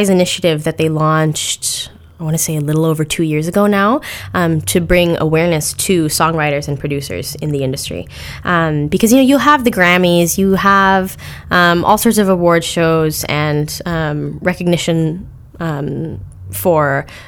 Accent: Canada; I'm Canadian

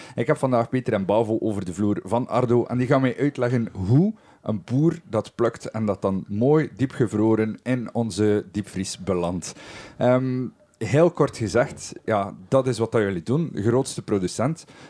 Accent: West Flanders, Belgium; hier bij ons in West-Vlaanderen

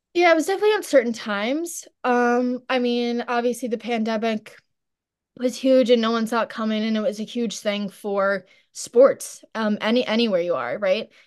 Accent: St. James, New York, United States; growing up in Saint James is awesome.

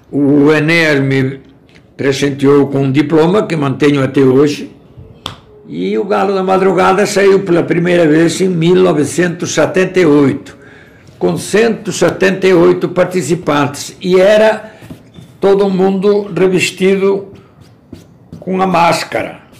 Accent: Spain; now in Brazil; Eh, eu vim da Espanha em 1960 e cheguei aqui em outubro.

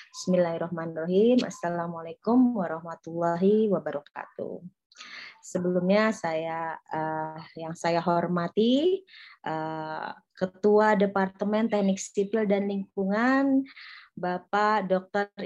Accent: Bogor, West Java, Indonesia; Ya luar biasa kita sebagai warga Bogor harus bangga ya

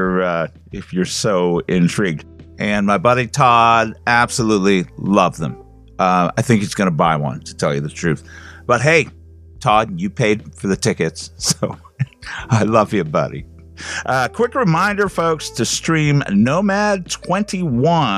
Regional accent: Canada; as a Canadian

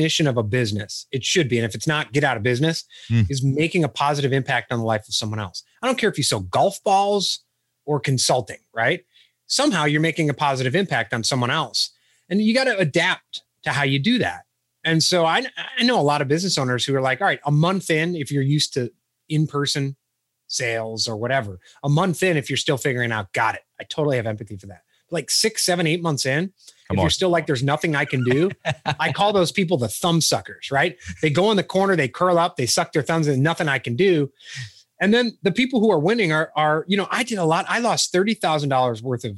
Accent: Chicago, Illinois, United States; moved away as an adult; also born or lived in Charleston, South Carolina; Originally, I grew up in the Chicago area and we moved to Charleston, South Carolina for a while

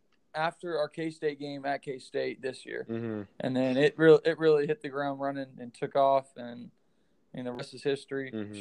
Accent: Kansas, United States; Having that Jayhawk mentality from birth, really. All my family is real hardcore Jayhawk fans.

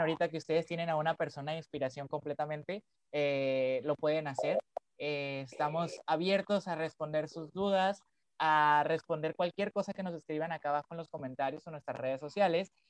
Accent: Culiacán, Sinaloa, Mexico; soy de Culiacán, en Sinaloa

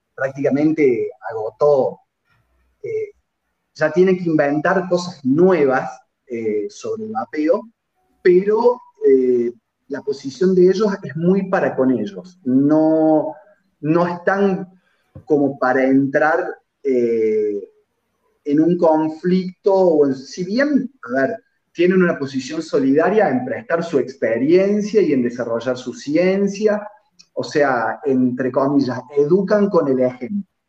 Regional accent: Argentina; los argentinos

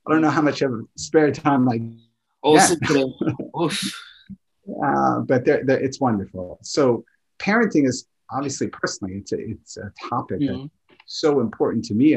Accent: New York, United States; I grew up in New York

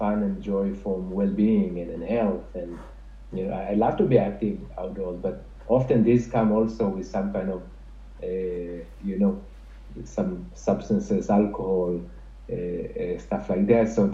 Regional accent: Jerusalem, Jerusalem District, Israel; moved away; growing up in Jerusalem

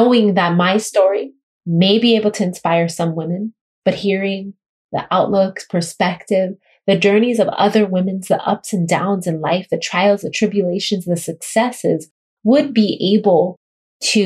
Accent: Kailua-Kona, Hawaii, United States; I'm a Hawaiian girl growing up in the Hawaiian Islands

